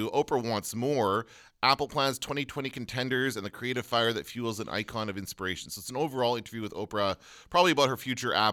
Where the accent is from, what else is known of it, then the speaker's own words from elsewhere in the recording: Canada; we're Canadian.